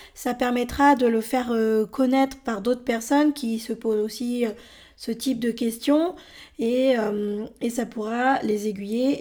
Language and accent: French; France; also born or lived in Bolivia; j'ai été adoptée par un couple de Français en décembre 82. J'avais 13 mois et c'est à ce moment-là que je suis arrivée en France.